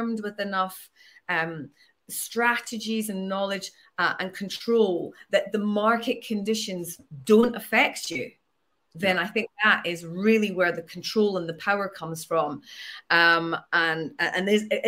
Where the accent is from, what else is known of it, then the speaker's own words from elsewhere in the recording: Edinburgh, Scotland, United Kingdom; growing up in Edinburgh